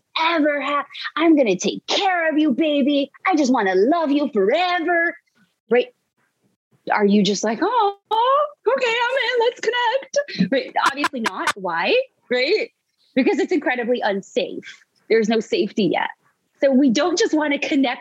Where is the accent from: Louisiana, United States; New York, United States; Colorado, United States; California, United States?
New York, United States; New York City; I grew up in New York City